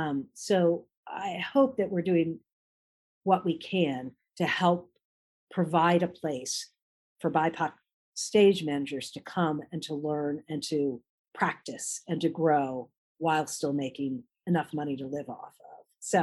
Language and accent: English; Washington, D.C. area, United States; So, you know, growing up outside of the Washington, D.C. area, you know, you have an amazing range of restaurants that you can go to.